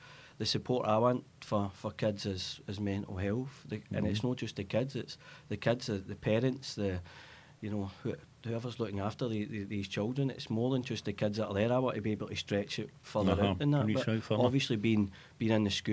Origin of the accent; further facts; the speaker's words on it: Glasgow, Scotland, United Kingdom; Born and bred in Castlemilk and Castlemilk people